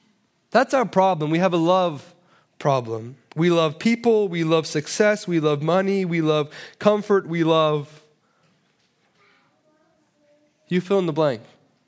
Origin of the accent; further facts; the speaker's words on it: Toronto, Ontario, Canada; Believe me, I'm from Toronto. Here is very, very good.